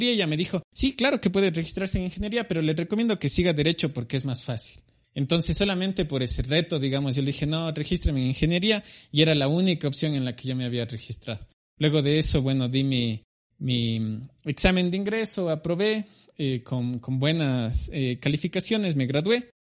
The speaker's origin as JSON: {"language": "Spanish", "town": "Cuenca", "region": "Azuay", "country": "Ecuador", "said": "Bueno, yo soy de Cuenca, al sur del Ecuador. Nací en 1987, actualmente tengo 33 años."}